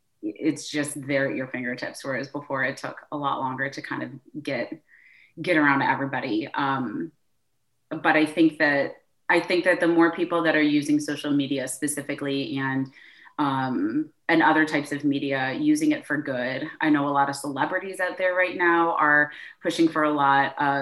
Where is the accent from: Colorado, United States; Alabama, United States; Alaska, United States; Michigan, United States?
Michigan, United States; moved away as an adult; also born or lived in Chicago; now in Chattanooga, United States; I am originally from Michigan